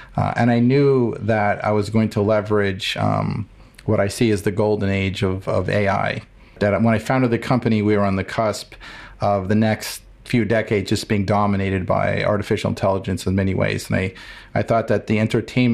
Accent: Cleveland, Ohio, United States; I grew up in Cleveland, Ohio

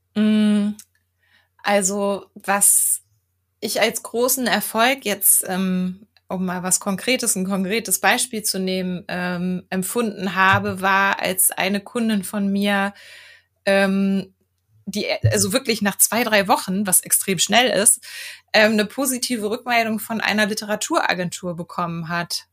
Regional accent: Germany; ich bin in Deutschland geboren

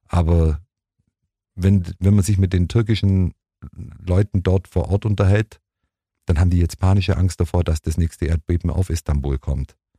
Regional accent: Germany; als Deutscher

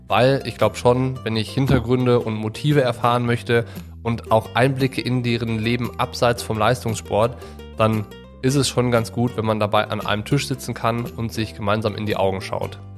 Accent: Düsseldorf, North Rhine-Westphalia, Germany; also born or lived in Cologne / Hamburg / Nuremberg; now in Allgäu, Germany; Groß geworden bin ich in Düsseldorf und nach dem Abitur hat mich der Triathlonsport in der Weltgeschichte umherreisen lassen. Und unter anderem habe ich in Köln, Hamburg und Nürnberg gewohnt

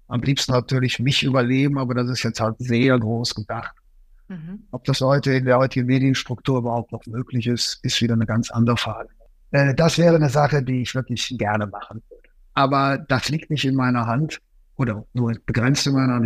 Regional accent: Cologne, North Rhine-Westphalia, Germany; moved away; also born or lived in Ruhr area; Ich komme ja auch ursprünglich aus Köln

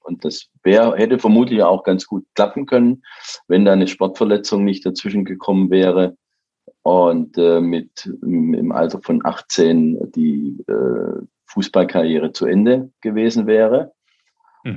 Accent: Baden-Württemberg, Germany; ich komme ja aus Baden-Württemberg, wie man hört

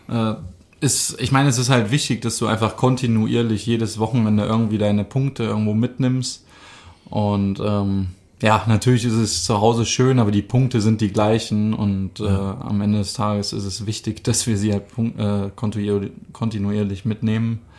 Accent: Düsseldorf, North Rhine-Westphalia, Germany; born there; also born or lived in Freiburg; now in Bavaria, Germany; bin 27 Jahre alt, gebürtig aus Düsseldorf. Ähm, bin jetzt einige Jahre schon in Bayern, war ja zwar in Freiburg ein paar Jahre jetzt auch unterwegs, aber im Sommer habe ich meine Homebase in Bayern gefunden.

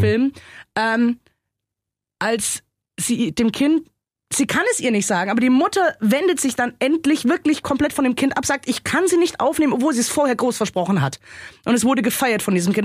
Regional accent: Germany; bei uns in Deutschland

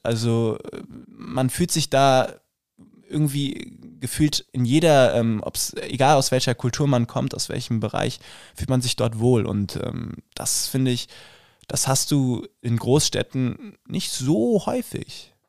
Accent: Rüsselsheim, Hesse, Germany; accent: Hessian; moved away as an adult; now in Munich, Germany; mit meinem hessischen Dialekt habe ich auf jeden Fall zu kämpfen

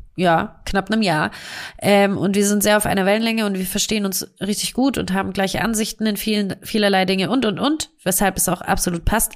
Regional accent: Stuttgart, Baden-Württemberg, Germany; accent: Swabian; dass wir aus Stuttgart kommen beide. Das heißt, wir sind Schwaber und ähm, versuchen unseren schwäbischen Dialekt zu unterdrücken

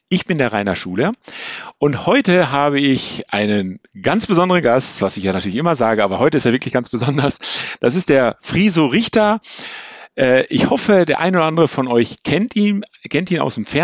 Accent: Ennigerloh, North Rhine-Westphalia, Germany; Ich komme äh, aus Ennigerloh, äh, also, Warndorf.

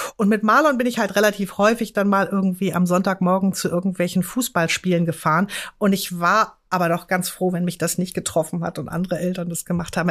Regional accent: Hamburg, Germany; ich bin dann auch nochmal auf die Gesamtschule in Stalzhoop gewechselt, bin da also nochmal eine kurze Zeit zur Schule gegangen

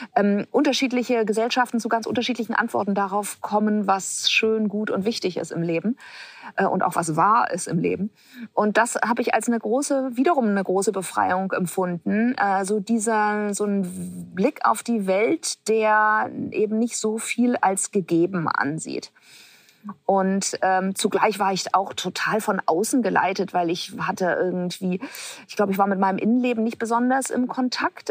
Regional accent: Hamburg, Germany; ich bin in Hamburg geboren äh, und bin wahrscheinlich so sehr behütet äh, aufgewachsen

